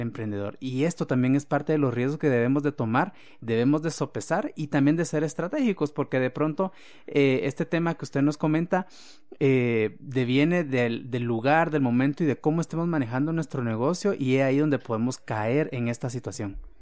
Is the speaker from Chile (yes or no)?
no; Guatemala; como guatemaltecos y latinoamericanos